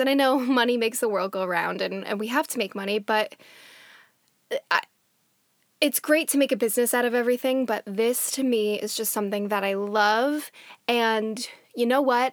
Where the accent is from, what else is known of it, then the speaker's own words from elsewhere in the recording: New Jersey, United States; now in Washington, D.C., United States; I am originally from New Jersey, which is on Lenape land